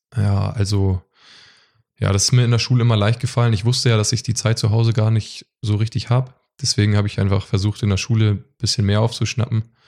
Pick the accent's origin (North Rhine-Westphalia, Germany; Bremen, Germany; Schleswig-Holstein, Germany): Schleswig-Holstein, Germany; Westerrade; Ich komme aus Westerrade. Das ist ein kleines Dorf äh, in Schleswig-Holstein zwischen Lübeck und Bad Segeberg. Und genau, da bin ich aufgewachsen.